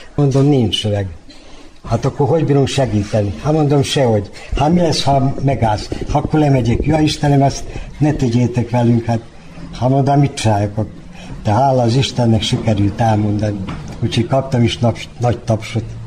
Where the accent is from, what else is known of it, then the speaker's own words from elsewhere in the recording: Sajan, Vojvodina, Serbia; accent: Banat dialect; also born or lived in Srbobran / Bačka Topola; now in Novi Sad, Serbia; Szajánba születtem, kis Bánáti falu ott láttam meg a világot